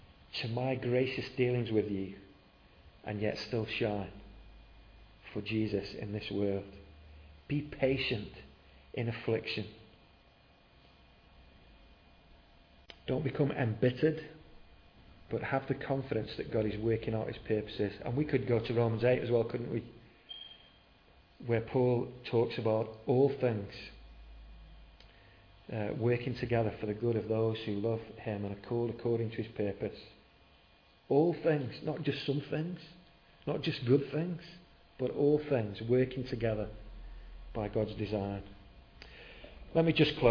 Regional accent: United Kingdom; We're very British

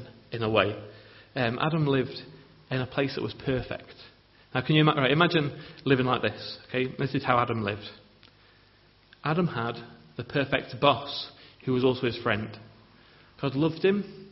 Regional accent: England, United Kingdom; as English people

